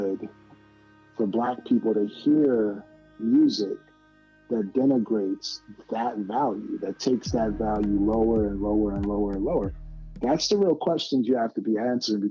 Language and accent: English; Atlanta, Georgia, United States; I'm from Atlanta